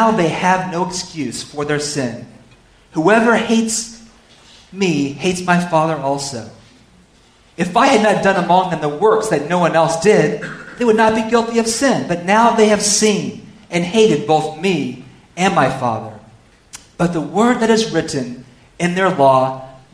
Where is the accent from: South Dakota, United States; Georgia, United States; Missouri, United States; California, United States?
California, United States; I'm from California